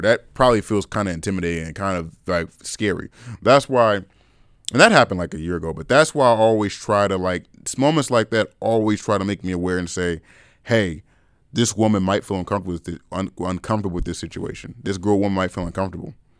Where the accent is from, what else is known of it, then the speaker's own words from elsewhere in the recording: California, United States; I was born in California